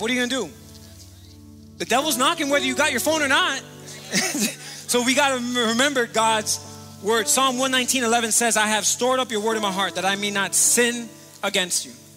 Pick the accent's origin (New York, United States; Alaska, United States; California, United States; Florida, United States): Florida, United States; Miami; moved away as an adult; also born or lived in Charlotte, North Carolina; I was born and raised here in Miami, Florida, raised in Miami Gardens and lived here my entire life